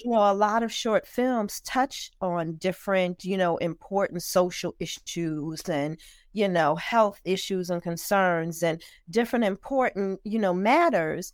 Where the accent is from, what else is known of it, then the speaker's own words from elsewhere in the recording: New Jersey, United States; also born or lived in Newark, New Jersey; I'm born and raised, proud native of New Jersey.